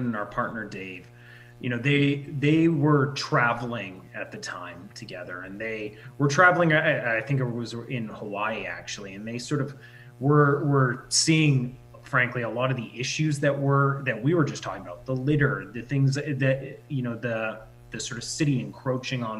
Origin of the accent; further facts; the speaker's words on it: Saskatchewan, Canada; a really small community, which we grew up in Saskatchewan